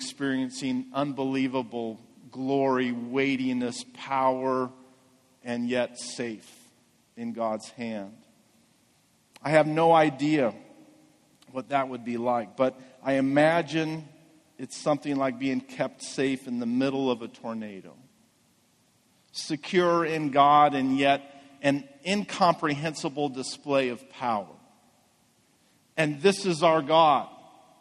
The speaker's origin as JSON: {"language": "English", "town": "Medford", "country": "United States", "tie": "born or raised there", "said": "I grew up here in Medford"}